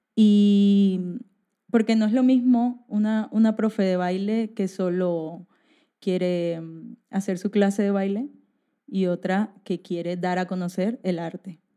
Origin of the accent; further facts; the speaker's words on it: Barranquilla, Atlántico, Colombia; moved away as an adult; now in Spain; yo vengo de Barranquilla, que queda en Colombia, que es la costa